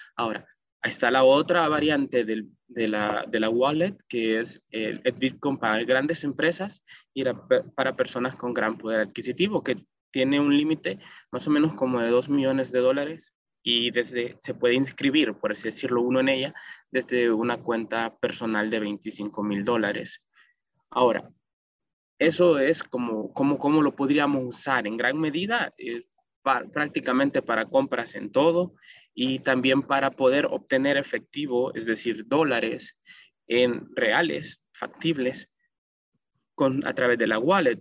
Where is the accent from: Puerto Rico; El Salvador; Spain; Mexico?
El Salvador